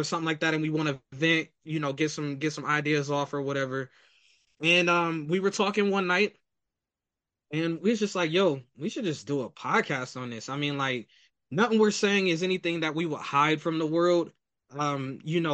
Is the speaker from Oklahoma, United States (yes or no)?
no; Akron, Ohio, United States; we are both from Akron, Ohio